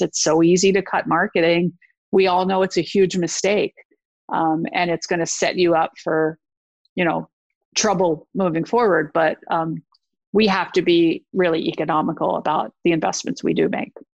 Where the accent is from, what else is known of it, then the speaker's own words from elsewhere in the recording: East Coast, United States; I am from the East Coast